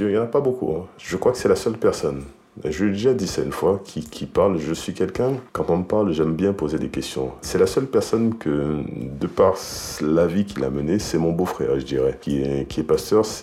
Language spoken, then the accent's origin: French; Haiti; now in France; D'Haïti. Je suis encore haïtien.